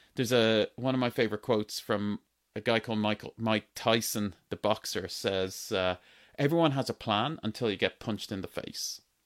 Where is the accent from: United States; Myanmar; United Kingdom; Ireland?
Ireland; accent: Irish; I grew up in Ireland. My accent is Irish. I grew up in Ireland on a farm, a dairy farm